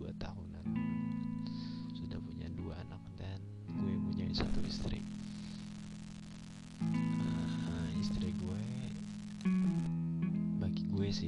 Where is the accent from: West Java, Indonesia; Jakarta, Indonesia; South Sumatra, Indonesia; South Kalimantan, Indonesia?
South Kalimantan, Indonesia; gue kampung ini kampung halaman gue ini termasuk kampung banget tapi maju dan berkelahi